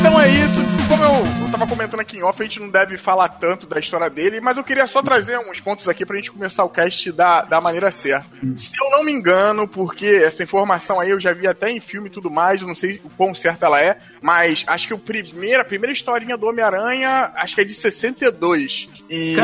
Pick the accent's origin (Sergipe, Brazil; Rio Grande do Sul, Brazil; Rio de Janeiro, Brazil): Rio de Janeiro, Brazil; eu sou aqui do Rio, lá de Madureira, né? Fui criado, nascido e criado em Madureira